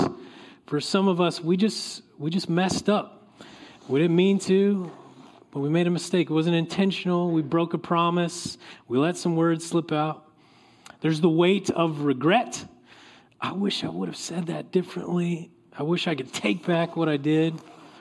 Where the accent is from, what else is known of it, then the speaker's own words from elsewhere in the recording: Oklahoma, United States; now in California, United States; I grew up in Oklahoma.